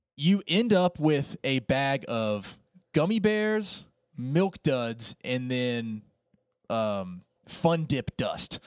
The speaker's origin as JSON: {"language": "English", "region": "Appalachian Mountains", "country": "United States", "tie": "born or raised there", "said": "I grew up in the Appalachian Mountains."}